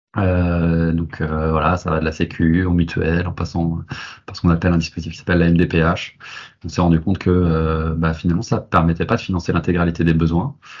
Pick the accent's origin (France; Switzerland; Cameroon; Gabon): France; Nantes, Pays de la Loire; moved away as an adult; also born or lived in Paris; je suis nantais, cette envie de revenir, euh, de revenir à, Nantes